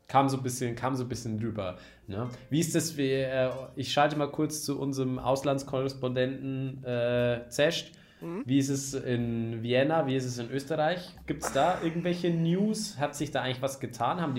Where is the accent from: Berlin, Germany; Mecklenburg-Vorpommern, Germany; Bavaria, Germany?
Bavaria, Germany; Ich komme aus Niederbayern, nicht aus Oder Oberbayern.